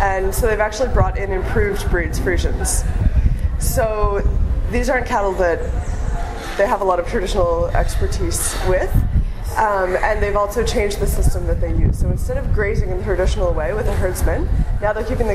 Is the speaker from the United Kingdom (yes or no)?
no; Halifax, Nova Scotia, Canada; moved away as an adult; also born or lived in Montreal; I'm from Canada, yes. Obviously, from the East Coast, from Halifax.